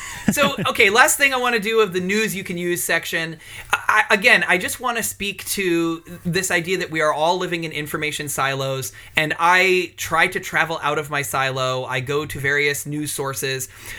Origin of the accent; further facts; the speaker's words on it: United Kingdom; I'm absolutely British.